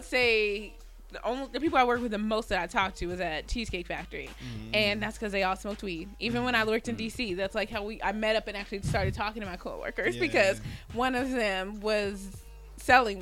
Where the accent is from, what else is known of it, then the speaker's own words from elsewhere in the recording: Denver, Colorado, United States; I'm from Denver.